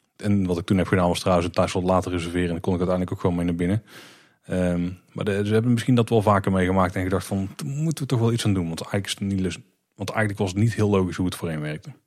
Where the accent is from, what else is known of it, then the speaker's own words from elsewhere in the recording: Netherlands; als Nederlanders